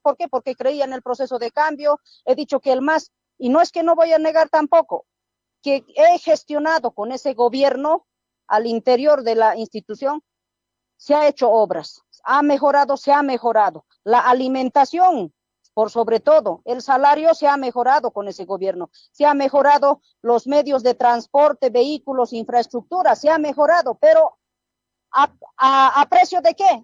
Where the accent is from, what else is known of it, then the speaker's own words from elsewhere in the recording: Oruro, Bolivia; moved away; also born or lived in Chuquisaca; en Oruro, como yo me crié en el campo